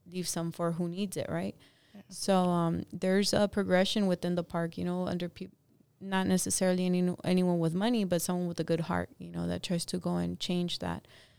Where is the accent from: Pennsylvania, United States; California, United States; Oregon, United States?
California, United States; Los Angeles; me growing up in Echo Park